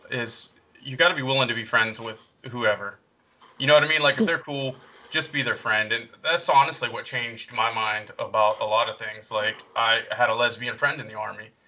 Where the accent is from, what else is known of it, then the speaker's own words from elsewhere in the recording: the South, United States; I don't know if the difference is that I'm a couple years older than you, or that I grew up in the South, or it might even be military experience